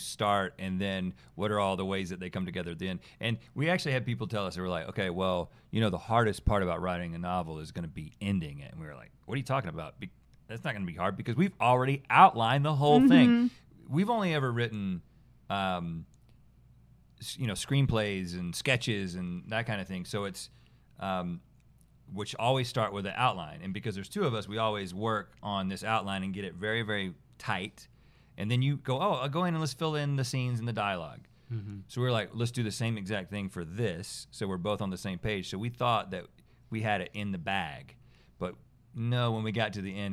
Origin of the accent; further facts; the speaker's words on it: small town South, United States; the world that we grew up in, small town South